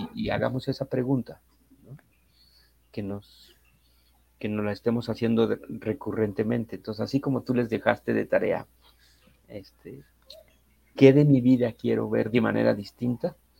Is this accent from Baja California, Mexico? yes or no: no; Mexico City, Mexico; Yo soy de la Ciudad de México